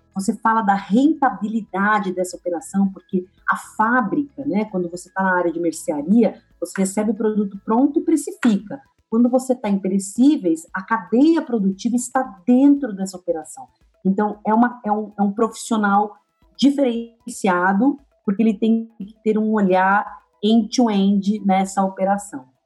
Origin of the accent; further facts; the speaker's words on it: ABC Paulista, São Paulo, Brazil; ser uma garota que nasce no ABC